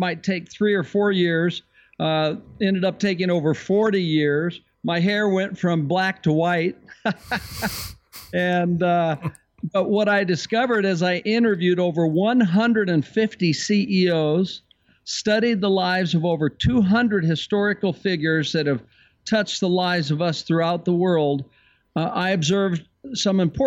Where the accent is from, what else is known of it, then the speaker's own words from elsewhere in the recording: San Francisco Bay Area, California, United States; I was raised in the San Francisco Bay Area.